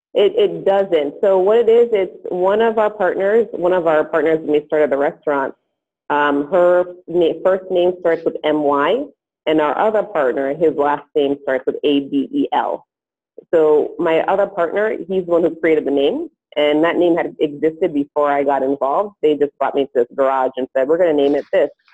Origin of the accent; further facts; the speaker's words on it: Massachusetts, United States; also born or lived in Haiti; I grew up in Massachusetts